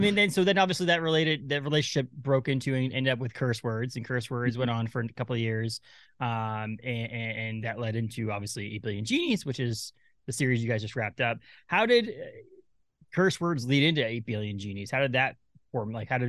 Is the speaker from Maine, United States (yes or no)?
yes; Maine, United States; I'm from Maine